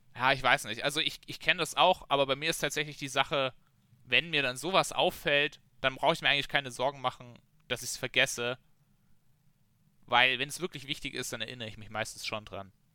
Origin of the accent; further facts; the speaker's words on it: Germany; als Deutscher trinkst du so dein Bier